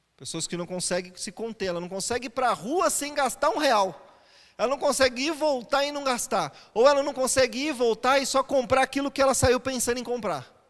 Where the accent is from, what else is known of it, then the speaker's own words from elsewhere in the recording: São Paulo, Brazil; Eu sou paulista, então eu sou mais fechado, mais quietinho